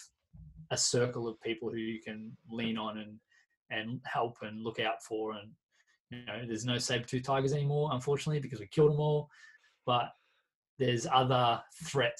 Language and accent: English; Carrum Downs, Victoria, Australia; also born or lived in Pearcedale / Frankston / Mount Martha; growing up in Carrum Downs, then moving to Pearsdale and going to Frankston High School